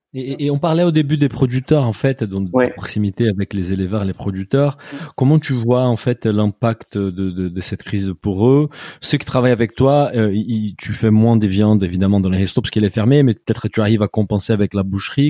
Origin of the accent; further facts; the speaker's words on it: Brazil; French is a second language; moved away; je viens du Brésil